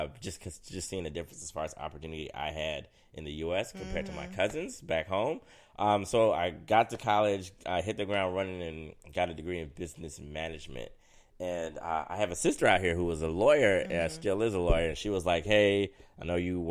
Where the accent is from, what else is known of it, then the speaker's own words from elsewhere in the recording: Seattle, Washington, United States; I am from Seattle, Washington, born and raised.